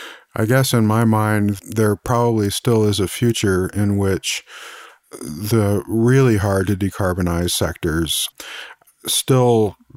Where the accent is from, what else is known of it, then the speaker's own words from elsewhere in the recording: Missouri, United States; But of course, as we say here in the US, I'm from Missouri, you know, show me.